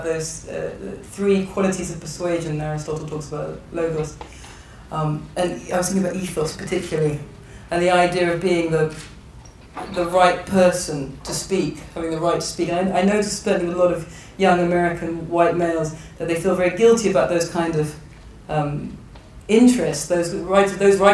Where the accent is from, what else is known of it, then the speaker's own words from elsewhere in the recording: England, United Kingdom; I'm born and bred in England